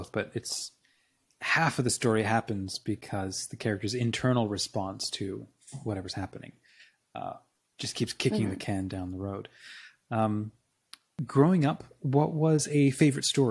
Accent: Australia; moved away; I grew up in Australia

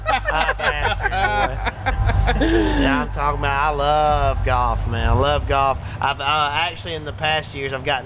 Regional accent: Gadsden, Alabama, United States; That's home

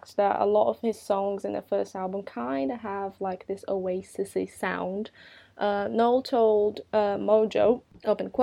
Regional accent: Brazil; moved away as an adult; also born or lived in United Kingdom; I'm Brazilian and I used to live in Brazil at that time.

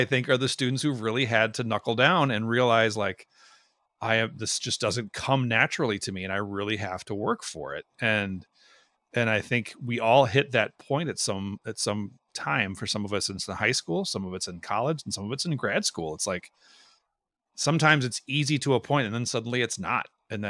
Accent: Minnesota, United States; I'm from Minnesota. I don't know these things.

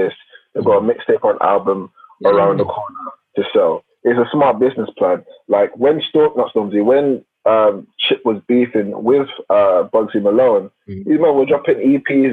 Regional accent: Nigeria; I'm Nigerian

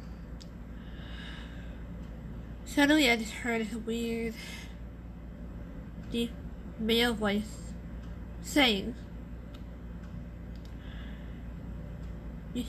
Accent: Harbor City, California, United States; I was born in Harbor City. California

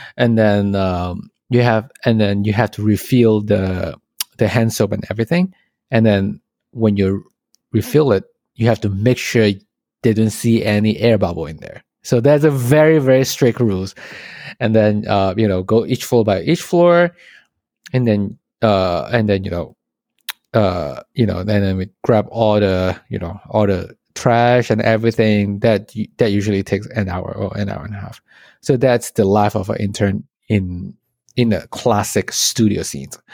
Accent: Malaysia; moved away as an adult; now in United States; I'm from Malaysia, and then I came to the States

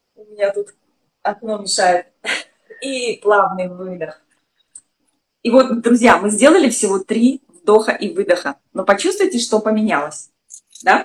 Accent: Saint Petersburg, Russia; moved away; я из Санкт-Петербурга родом, а нас там всех скромными очень воспитывали

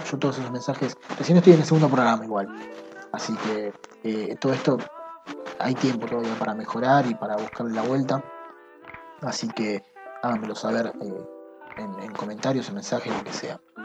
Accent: Argentina; soy argentino

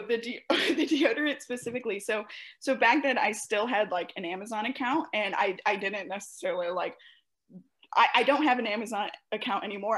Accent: St. Louis, Missouri, United States; I'm from the Midwest, and I'm specifically from St. Louis

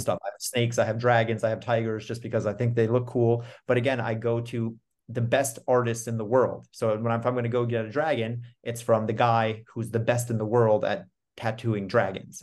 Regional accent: New York, United States; I'm from New York. I'm recording this in Austin right now

